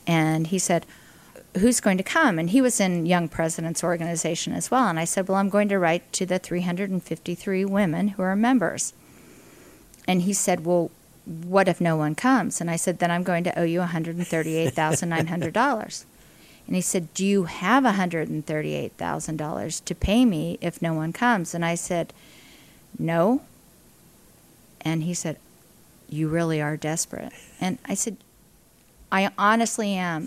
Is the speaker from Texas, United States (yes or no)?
no; Indiana, Pennsylvania, United States; I'm a native of Indiana, Pennsylvania, um, an only child